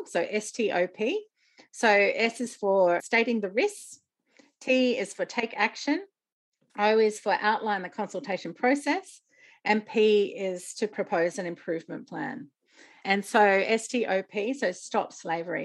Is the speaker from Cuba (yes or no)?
no; Australia; I was selected as the Australian World Vision Youth Ambassador